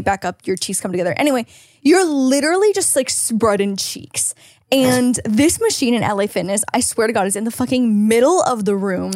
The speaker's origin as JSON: {"language": "English", "country": "Canada", "moved": "yes", "lives_now": "California, United States", "said": "as a Canadian"}